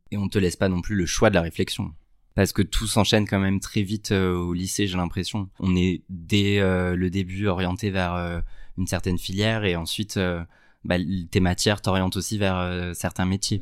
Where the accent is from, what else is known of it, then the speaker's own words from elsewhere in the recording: Sète, Occitania, France; j'ai grandi à Sète, qui est une ville, une petite ville dans le sud